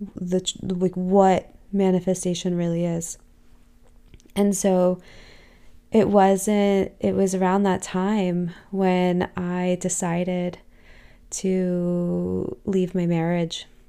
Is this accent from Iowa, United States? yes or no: no; Los Angeles, California, United States; I grew up in Southern California, in, in the heart of Los Angeles